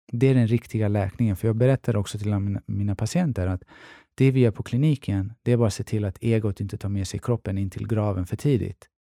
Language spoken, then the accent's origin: Swedish; Stockholm, Stockholm County, Sweden; Jag är från Tensta-Rinkeby